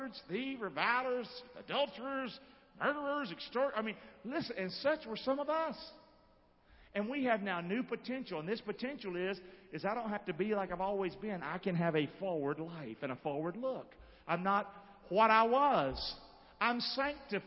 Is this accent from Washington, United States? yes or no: no; Rockingham, North Carolina, United States; I see myself growing up in Rockingham.